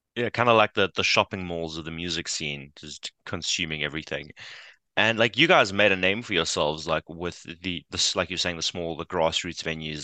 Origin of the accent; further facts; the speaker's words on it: South Africa; we as South Africans